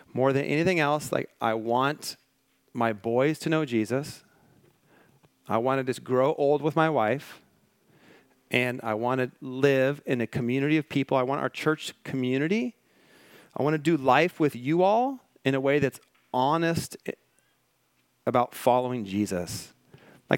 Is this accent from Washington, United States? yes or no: yes; Washington, United States; now in Malibu, United States; I grew up in Washington State